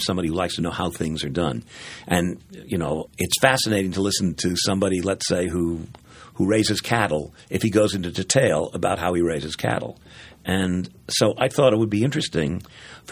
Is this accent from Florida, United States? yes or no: no; New York, United States; I was born in New York